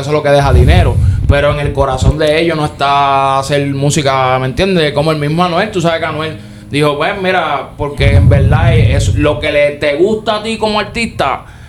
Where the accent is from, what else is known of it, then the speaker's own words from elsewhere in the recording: Puerto Rico; nosotros somos puertorriqueños